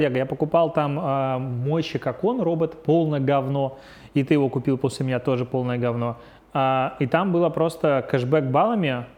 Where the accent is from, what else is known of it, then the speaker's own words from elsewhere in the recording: Belarus; now in Russia; я белорус